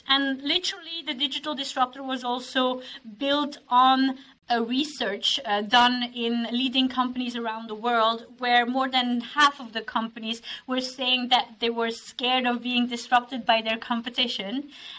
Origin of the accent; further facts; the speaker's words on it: Belgium; now in Norway; I'm originally from Belgium. I've been in Norway for 8 years, but I've lived and worked in 10 countries.